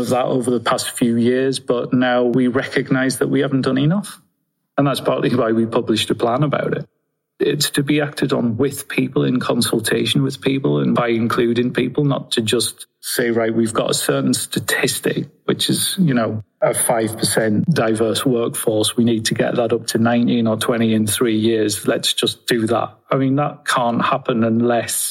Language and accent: English; Sunderland, North East England, United Kingdom; I'm from Sunderland in Northeast England